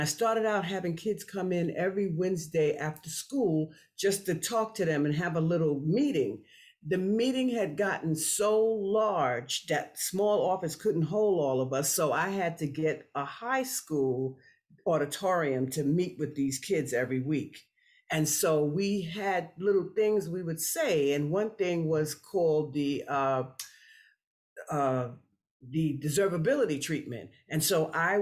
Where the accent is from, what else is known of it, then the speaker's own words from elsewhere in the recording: New York City, New York, United States; also born or lived in Florida; I grew up in New York City and between New York City and Florida